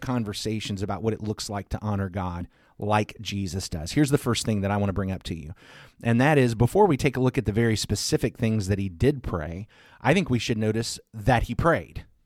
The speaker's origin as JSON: {"language": "English", "region": "the South", "country": "United States", "said": "I'm solidly from the South"}